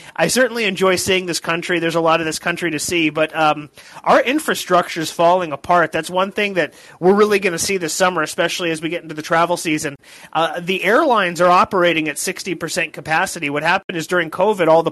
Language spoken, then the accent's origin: English; Los Angeles, California, United States; I grew up in Los Angeles